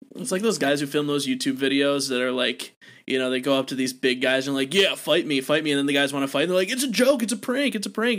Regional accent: Wisconsin, United States; my home state of good old Wisconsin.

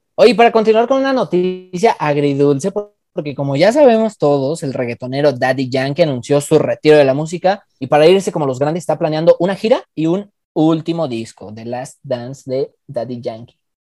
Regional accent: Mexico; Soy más mexicano

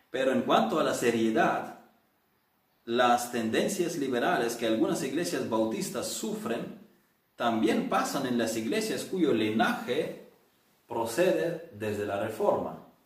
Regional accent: Ukraine; now in Spain; en la iglesia rural pentecostal en el pueblo de mis abuelos en Ucrania

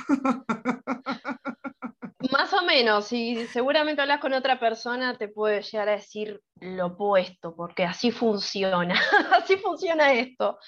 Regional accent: Argentina; las personas de Argentina solemos ser muy teóricas al momento de debatir

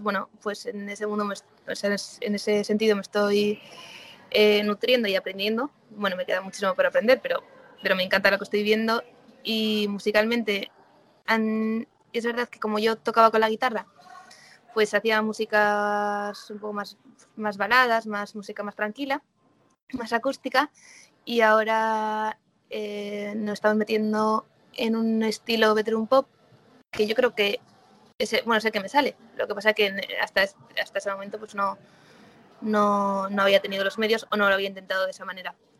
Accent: San Sebastián, Basque Country, Spain; moved away as an adult; also born or lived in Madrid / Sydney / New Zealand; now in Galicia, Spain; volví a San Sebastián, que yo soy de San Sebastián

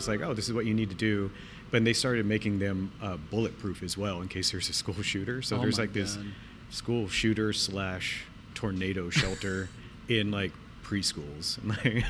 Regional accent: El Campo, Texas, United States; moved away as an adult; also born or lived in El Paso; now in Los Angeles, United States; my hometown. I grew up in a town called El Campo.

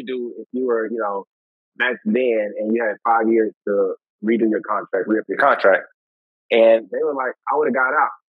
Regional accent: Houston, Texas, United States; I'm originally from Houston

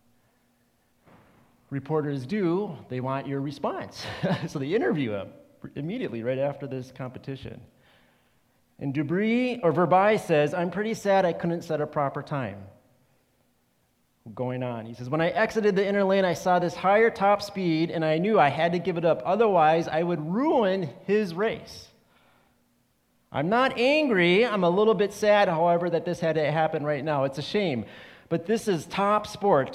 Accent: Rochester, Minnesota, United States; I'm from Rochester, Minnesota

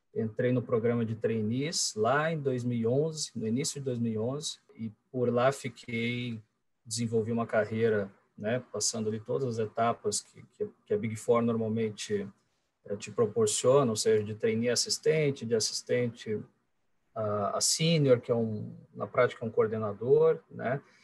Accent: interior of Paraná, Brazil; now in Curitiba, Brazil; nascido em Curitiba, curitibano é, de, de, coração e hoje de, de, moradia também, de morada. É, quando criança, um pouquinho antes dos 10 anos, acabei mudando para o interior do, do Paraná com a família

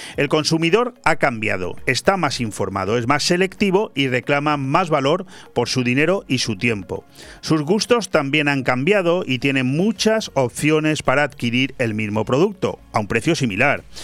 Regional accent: Benidorm, Valencian Community, Spain; todos los que hemos nacido y somos de Benidorm

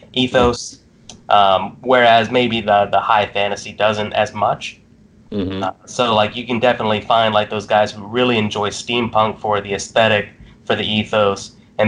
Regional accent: Mississippi area, United States; moved away; I'm from the Mississippi area originally

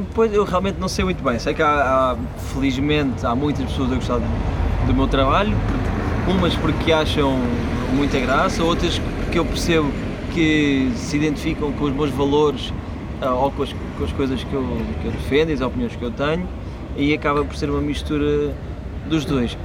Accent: Portugal; sou comediante, venho de Portugal

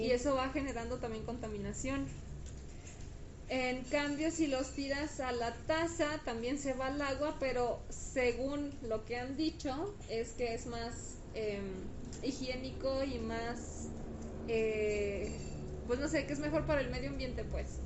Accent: Guadalajara, Jalisco, Mexico; Nosotros somos de Guadalajara

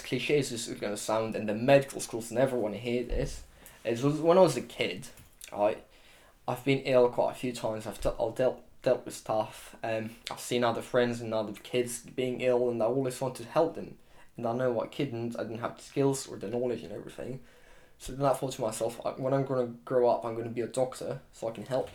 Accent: Romania; also born or lived in Exeter, United Kingdom; now in United Kingdom; I'm from Romania

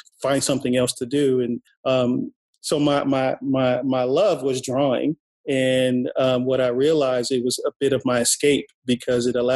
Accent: Inglewood, California, United States; I'm originally from Inglewood, California

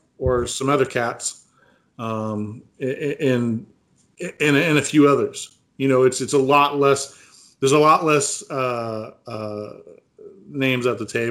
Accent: California, United States; I'm from California.

